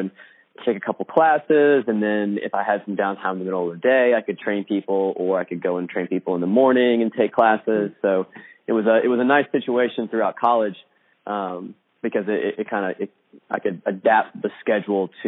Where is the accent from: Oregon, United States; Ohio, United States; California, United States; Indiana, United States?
Indiana, United States; came back to a local extension of Indiana University, which was just about 20 miles away from my hometown